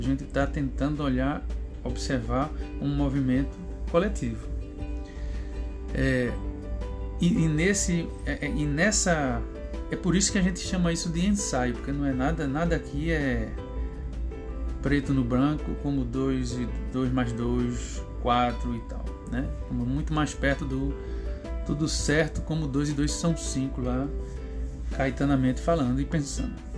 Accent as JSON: {"language": "Portuguese", "town": "Recife", "region": "Pernambuco", "country": "Brazil", "said": "eu sou de Recife, né? Sou lá de Pernambuco."}